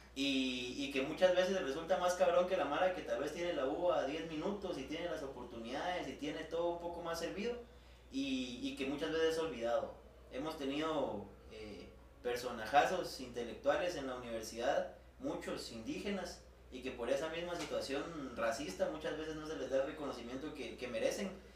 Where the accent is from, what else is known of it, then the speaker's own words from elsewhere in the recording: Guatemala; como guatemalteco